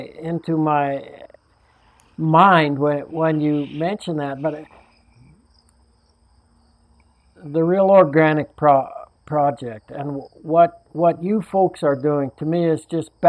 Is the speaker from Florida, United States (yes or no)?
no; Salida, Colorado, United States; when I was a young boy growing up in Salida in central Colorado